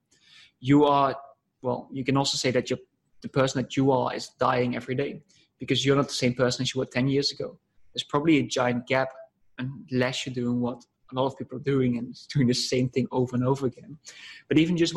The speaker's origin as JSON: {"language": "English", "country": "Netherlands", "said": "I'm coming from the Netherlands"}